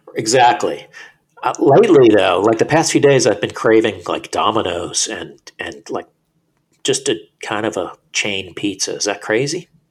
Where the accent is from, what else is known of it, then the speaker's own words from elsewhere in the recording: Florida, United States; moved away as an adult; now in New York, United States; I was born in New York. I lived in New York till I was eight. Then I moved to Florida when I was eight, and then moved back when I was twenty something.